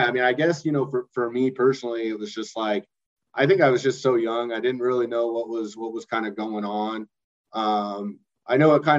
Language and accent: English; Rialto, California, United States; also born or lived in Rancho Cucamonga; I came from Rialto. Rialto. Yeah. Nice, man. So that's kind of where I grew up. And I still got, you know, a couple friends that I knew in Rialto